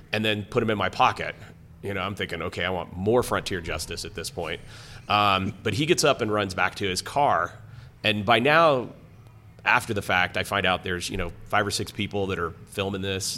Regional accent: Lakewood, Colorado, United States; also born or lived in Greeley, Colorado; I grew up in Lakewood, it's Morrison Road.

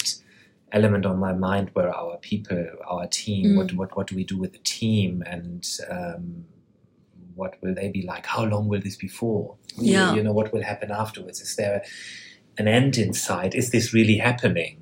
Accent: Germany; I come from Germany

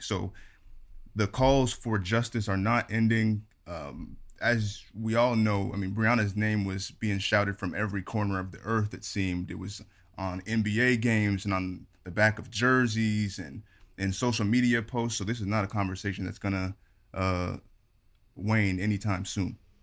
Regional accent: Phoenix, Arizona, United States; Phoenix, Arizona's own

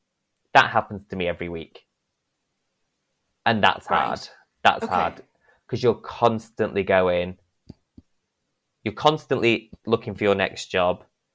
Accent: Northern England, United Kingdom; accent: northern; my accent, because I'm too northern.

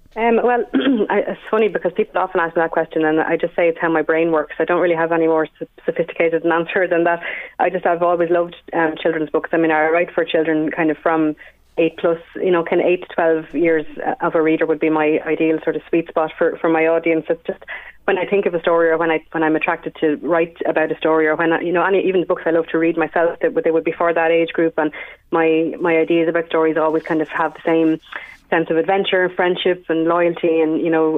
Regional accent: Wexford, Leinster, Ireland; moved away as an adult; now in County Meath, Ireland; I'm a Wexford woman, uh, born and reared.

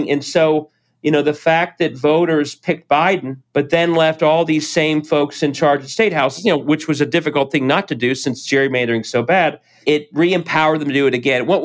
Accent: Cincinnati, Ohio, United States; I'm born and raised in Cincinnati and um, been involved in elected office here

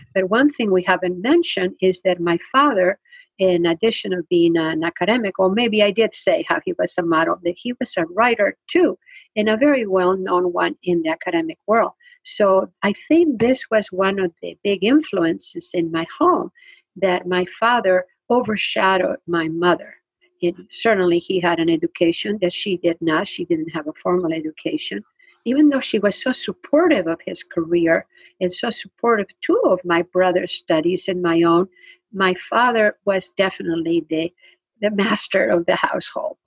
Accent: Spain; English is a second language; now in United States; I grew up in Spain

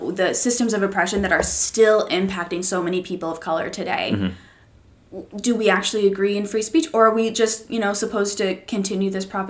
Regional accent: Ponca City, Oklahoma, United States; when I was growing up in Oklahoma, learning about Civil War history in my eighth grade class, sitting in Ponca City, East Middle School

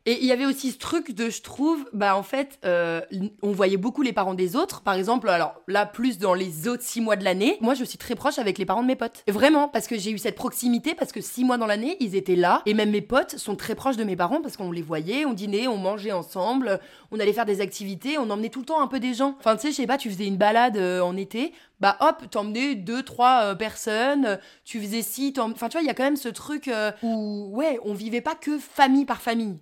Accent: Courchevel, Auvergne-Rhône-Alpes, France; on a toujours vécu à Courchevel

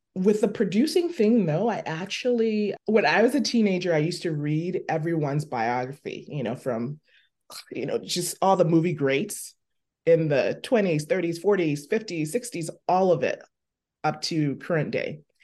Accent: Liberia; moved away; also born or lived in Buffalo; I was born in Liberia.

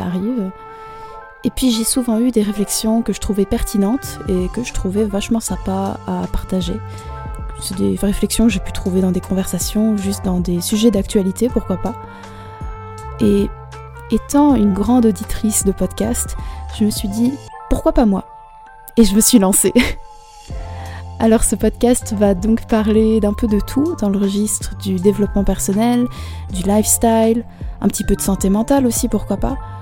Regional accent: Brussels, Brussels-Capital Region, Belgium; j'ai 19 ans et je viens de Bruxelles

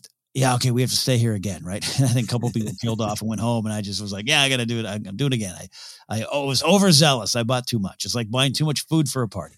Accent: Arroyo Grande, California, United States; my hometown of Rio Grande, California, Pismo Beach area

